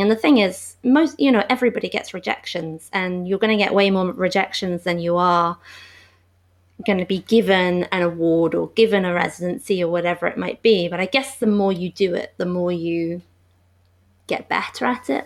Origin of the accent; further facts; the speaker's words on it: London, United Kingdom; moved away as an adult; also born or lived in Glasgow, Scotland; I am from London, and I'm back in London now, but I lived in Glasgow for eight years as well, in Scotland.